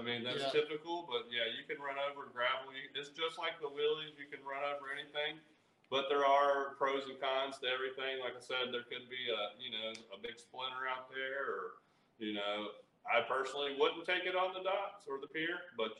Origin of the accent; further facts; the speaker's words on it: Hickory, North Carolina, United States; also born or lived in Camp Lejeune, North Carolina; Well, we're from North Carolina.